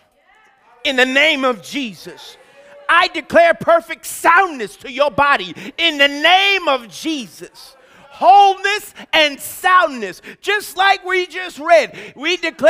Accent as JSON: {"language": "English", "country": "United States", "said": "I'm American."}